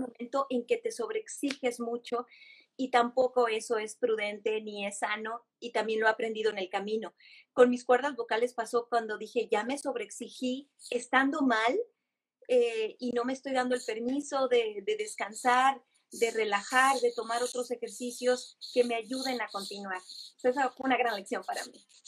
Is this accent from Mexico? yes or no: yes; Guadalajara, Jalisco, Mexico; moved away as an adult; now in Los Angeles, United States; Yo soy tapatía, orgullosamente